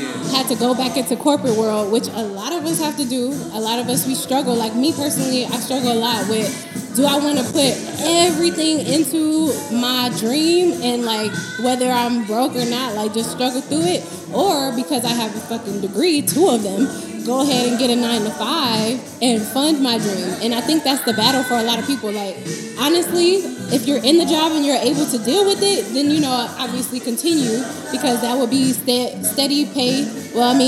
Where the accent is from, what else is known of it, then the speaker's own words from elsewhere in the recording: West Coast, United States; I'm from the West Coast.